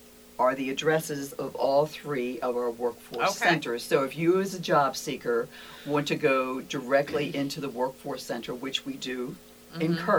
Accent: Baltimore County, Maryland, United States; also born or lived in Harford County, Maryland; I grew up in Baltimore County.

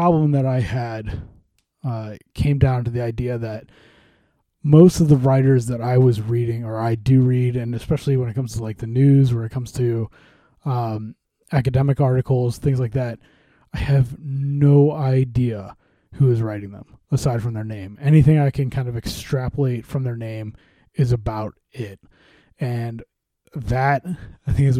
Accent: St. Louis, Missouri, United States; I grew up in St. Louis

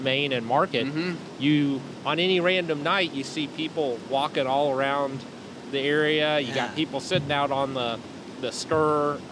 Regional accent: Chattanooga, Tennessee, United States; when I was growing up in Chattanooga, there was really nothing happening downtown

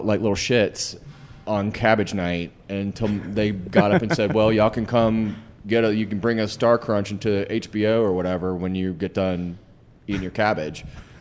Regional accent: Valdosta, Georgia, United States; moved away as an adult; now in Atlanta, United States; I grew up in Valdosta, Georgia

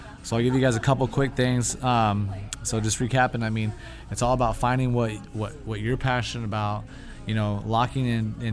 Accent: United States; being American

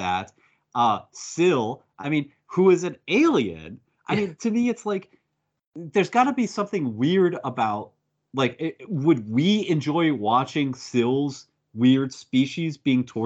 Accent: United States; I'm an American. That's in my blood

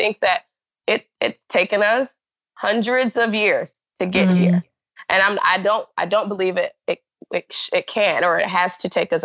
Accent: Alabama, United States; moved away as an adult; also born or lived in Florida / Hawaii; now in Seattle, United States; in my hometown in Alabama

